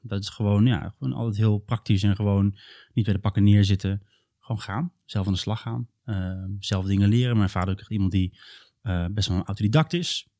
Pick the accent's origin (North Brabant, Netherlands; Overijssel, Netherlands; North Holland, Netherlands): Overijssel, Netherlands; Dwarsgracht; moved away as an adult; now in Utrecht, Netherlands; ik kom oorspronkelijk een beetje uit het noorden van Nederland. Ehm, in de buurt van Steenwijk, Giethoorn, heel waterrijk gebied. En dan nog kleiner, Dwarsgracht